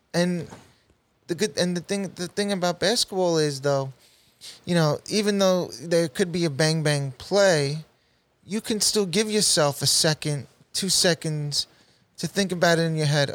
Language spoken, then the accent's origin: English; New York City, New York, United States; I went to middle school in Saint Margaret's, Middle Village, Queens, New York